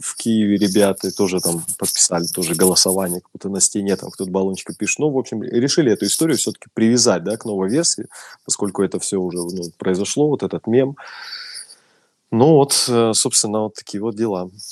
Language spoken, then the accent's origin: Russian; Russia; я из России